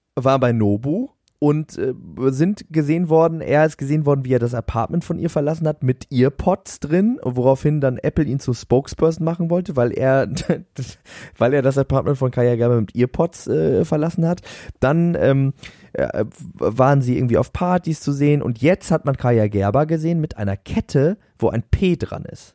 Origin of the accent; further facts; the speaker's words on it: Northern Germany, Germany; bei uns in Norddeutschland